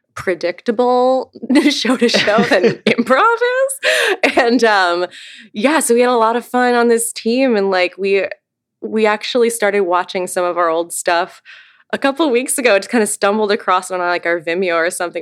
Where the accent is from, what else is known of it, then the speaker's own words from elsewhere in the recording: Eureka, Missouri, United States; I grew up outside of St. Louis in a small town called Eureka, Missouri